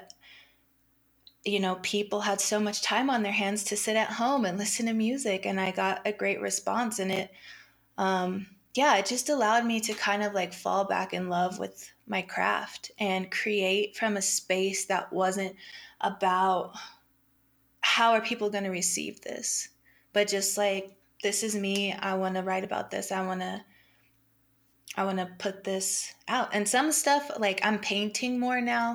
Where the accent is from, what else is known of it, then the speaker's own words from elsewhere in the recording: Colorado, United States; I've born and raised in Colorado